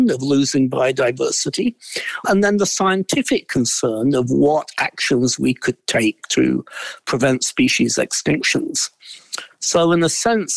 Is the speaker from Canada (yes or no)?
no; Derbyshire, East Midlands, United Kingdom; moved away as an adult; also born or lived in Oxford, England / Las Cruces, New Mexico; now in United States; I grew up in Derbyshire, which is the southern end of the Pennines.